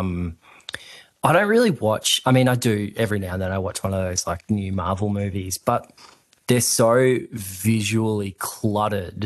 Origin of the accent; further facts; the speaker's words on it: Queensland, Australia; I grew up in Queensland